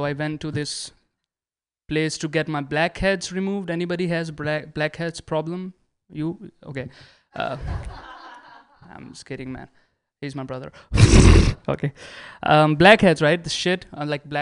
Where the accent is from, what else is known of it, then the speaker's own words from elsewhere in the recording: India; moved away; I'm an Indian.